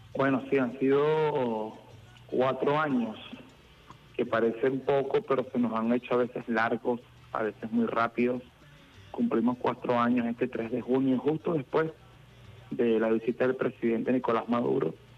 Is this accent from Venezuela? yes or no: yes; Venezuela; tenemos como pueblo venezolano